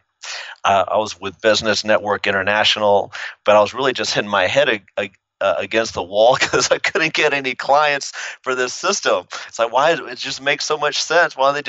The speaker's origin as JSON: {"language": "English", "town": "Midland", "region": "Texas", "country": "United States", "tie": "born or raised there", "also_born_or_lived": "Brooklyn / San Antonio / Lubbock / El Paso", "said": "But we moved to Texas, I think I was 5 years old, and I grew up in Midland, Texas, small little town. Bounced around for different schools, San Antonio, Lubbock, El Paso."}